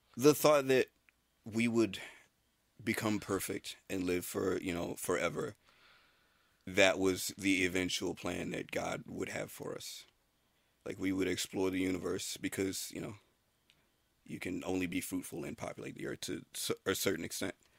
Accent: Tallahassee, Florida, United States; I was born in Florida. Tallahassee, Florida

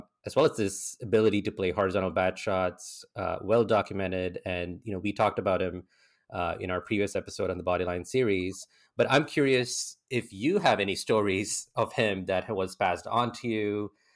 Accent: India; as Indian fans

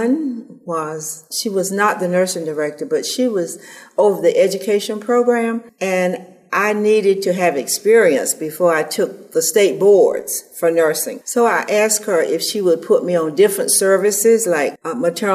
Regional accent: Boston, Georgia, United States; moved away as an adult; also born or lived in Tallahassee, Florida; now in Sarasota, United States; I was born and reared in Boston, Georgia.

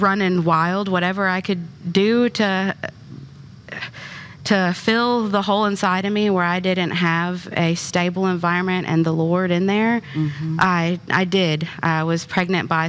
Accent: Kentucky, United States; I'm from Kentucky

